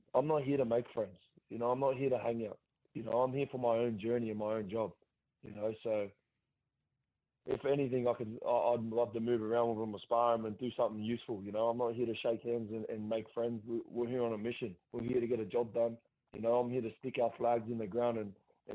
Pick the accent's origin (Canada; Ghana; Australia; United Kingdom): Australia; Gosford, New South Wales; my hometown